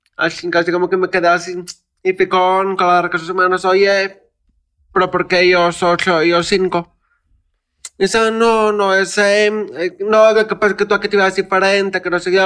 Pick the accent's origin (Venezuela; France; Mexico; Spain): Mexico; soy mexicano